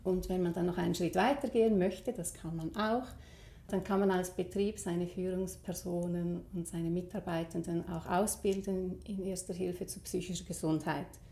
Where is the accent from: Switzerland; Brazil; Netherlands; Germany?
Switzerland; bei uns in der Schweiz